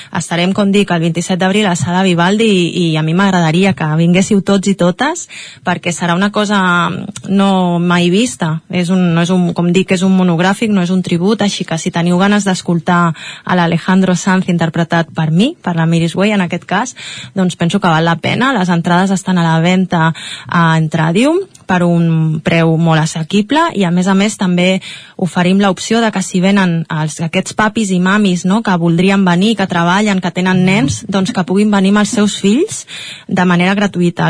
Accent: Catalonia, Spain; com a catalana i com a culer que soc

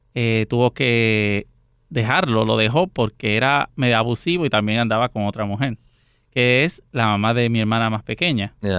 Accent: San José de Ocoa, Dominican Republic; now in Puerto Rico; Yo nací en San José de Ocoa, en República Dominicana

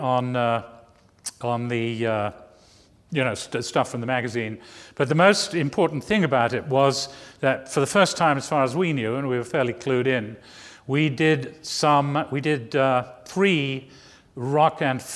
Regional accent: England, United Kingdom; moved away as an adult; also born or lived in New Jersey / New York; growing up in England

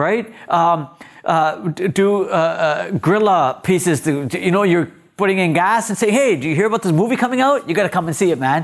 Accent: Mississauga, Ontario, Canada; also born or lived in Punjab, India; Growing up in Malta, I lived on Victory Crescent

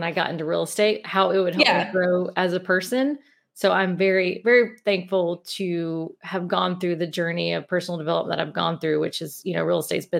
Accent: Mobile, Alabama, United States; accent: Southern; Yeah, I'm from Mobile, Alabama. So, and a lot of people don't believe that because they don't have a strong Southern accent, but it comes out at times. So yeah, we born and raised in Mobile, my husband as well.

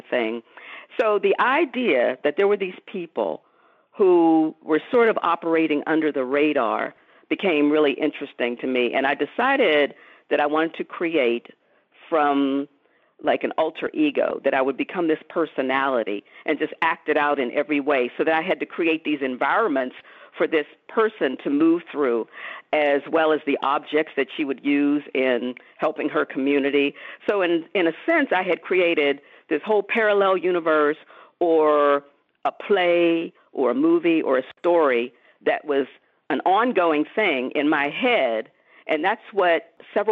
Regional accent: Pittsburgh, Pennsylvania, United States; growing up in Pittsburgh

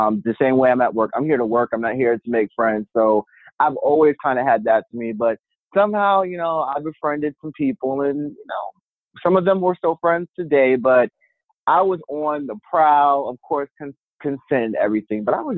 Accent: Maryland, United States; also born or lived in Virginia; I'm originally from Maryland, but I spent high school in Virginia, and I went to college in Virginia

